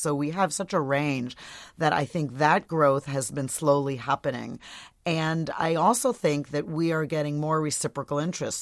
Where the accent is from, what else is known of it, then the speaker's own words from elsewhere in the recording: Portland, Oregon, United States; my hometown of Portland, Oregon